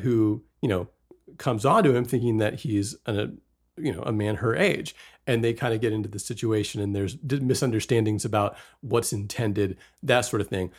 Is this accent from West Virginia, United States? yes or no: yes; West Virginia, United States; also born or lived in Fort Worth, Texas; I was born in Texas and grew up in West Virginia.